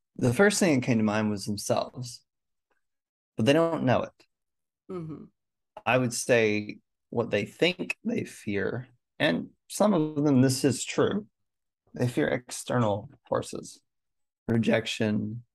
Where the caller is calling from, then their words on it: Raleigh, North Carolina, United States; I'm tuning in from Raleigh, North Carolina in the States.